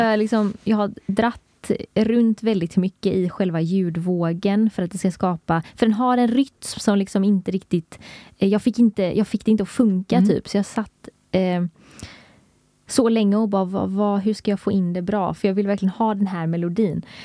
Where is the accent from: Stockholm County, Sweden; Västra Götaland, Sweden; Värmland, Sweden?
Västra Götaland, Sweden; Gothenburg; vi är båda från Göteborg